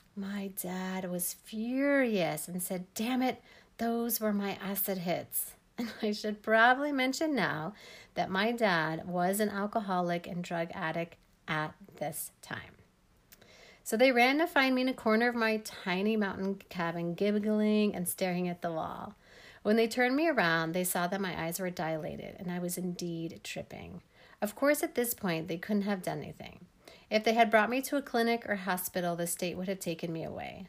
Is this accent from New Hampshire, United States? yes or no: no; Denver, Colorado, United States; also born or lived in Leadville, Colorado; I grew up in Denver, Colorado